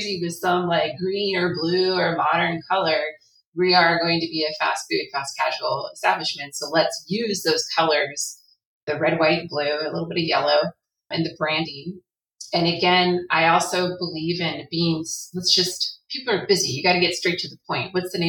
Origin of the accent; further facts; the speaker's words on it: California, United States; I'm from California